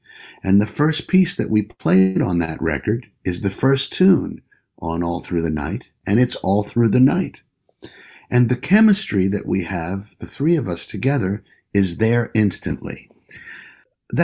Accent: New York City, New York, United States; New York City is my home. I grew up here on East 51st Street.

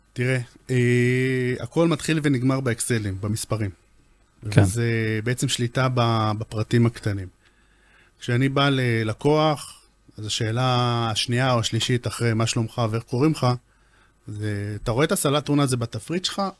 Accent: Israel; אנחנו ישראלים

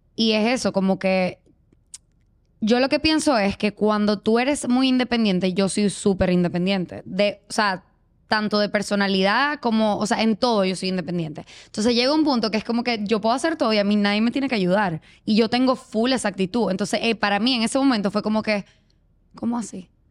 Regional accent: Venezuela; moved away as an adult; yo soy venezolana, pero tengo nueve años viviendo acá.

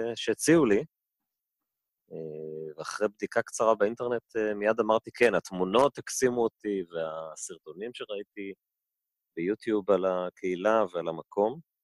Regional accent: Tel Aviv, Tel Aviv District, Israel; also born or lived in Denver, Colorado; אני ככה תל אביבי, תל אביבי במקור, צפון תל אביבי

